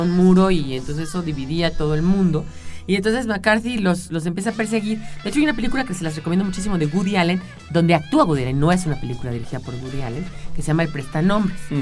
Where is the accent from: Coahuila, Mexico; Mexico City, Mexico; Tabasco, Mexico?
Mexico City, Mexico; yo nací en la colonia, yo nací en la colonia Granada, en el Sanatorio Español que está ahí en el Ejército Nacional